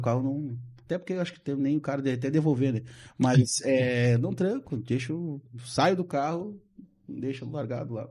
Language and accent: Portuguese; Porto Alegre, Rio Grande do Sul, Brazil; sou natural de Porto Alegre, embora minha família toda seja de Bagé